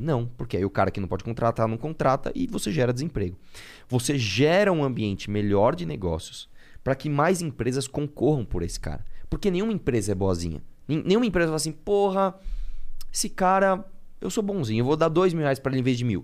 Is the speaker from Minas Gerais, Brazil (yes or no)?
no; São Paulo, Brazil; Nasci em São Paulo. Tá. Eu estudei no Colégio Lumiere, aqui na Zona Leste